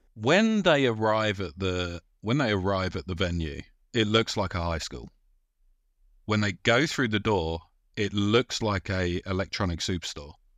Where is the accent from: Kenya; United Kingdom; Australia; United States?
United Kingdom; we're British